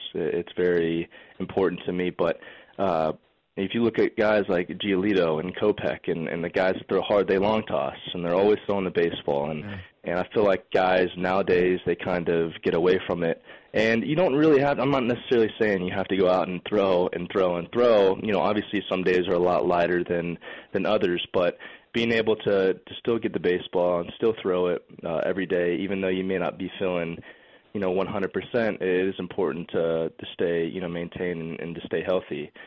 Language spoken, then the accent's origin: English; Lakeland, Florida, United States; growing up in Lakeland and, and always being around Joker Marchant Stadium